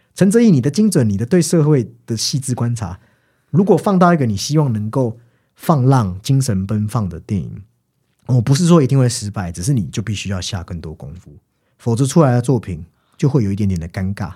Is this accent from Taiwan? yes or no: yes; Taiwan; 我们台湾人